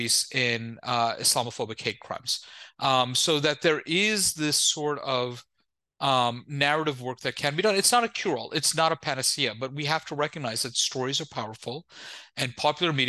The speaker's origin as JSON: {"language": "English", "region": "New York", "country": "United States", "tie": "born or raised there", "said": "I'm the child of immigrants, born and raised in New York"}